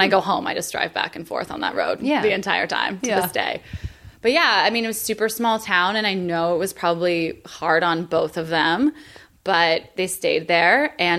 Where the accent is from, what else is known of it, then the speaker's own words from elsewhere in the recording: rural Pennsylvania, United States; moved away; both movie theaters in my hometown were being renovated at the same time. So if I wanted to see a movie, we had to drive for an hour.